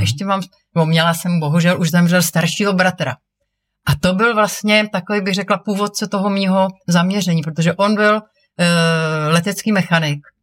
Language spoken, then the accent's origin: Czech; Prague, Czechia; jako mlá holka, jsem lekla modílky v letecko-modelářském klubu Praha 6